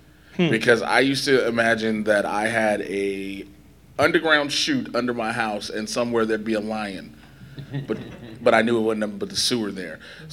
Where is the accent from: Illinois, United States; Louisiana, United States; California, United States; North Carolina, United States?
Illinois, United States; Chicago; I grew up on the south side of Chicago